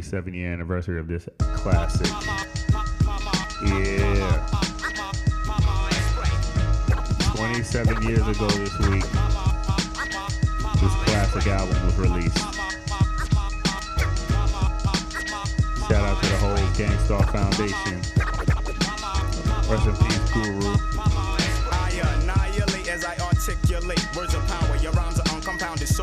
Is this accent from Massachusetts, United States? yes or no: yes; Boston, Massachusetts, United States; I'm from Boston